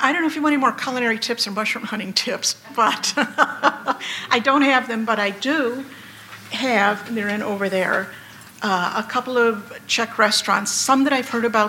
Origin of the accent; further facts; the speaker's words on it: Antioch, Illinois, United States; I grew up in Antioch, or well, actually a suburb of Antioch, Loon Lake, up north here near the Wisconsin border